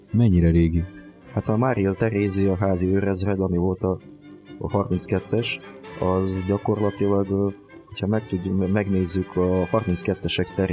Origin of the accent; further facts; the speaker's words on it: Transcarpathia, Zakarpattia Oblast, Ukraine; also born or lived in Tolyatti, Russia; now in Hungary; mint ez már kiderült a felvezetőből. Kárpátai születésű vagyok egyébként, csak a, sor, a történelmi sors mintora miatt kicsit máshol szocializálódtam